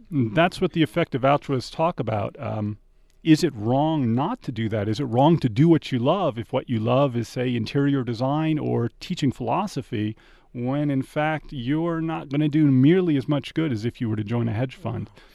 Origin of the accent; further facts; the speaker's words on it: Washington, District of Columbia, United States; now in Tucson, United States; Washington, D C, uh, and currently my family, uh, is shoveling out from an awful lot of snow